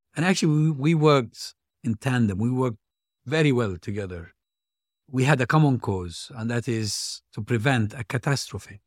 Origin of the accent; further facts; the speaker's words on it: Hebron, West Bank, Palestine; my hometown, Hebron.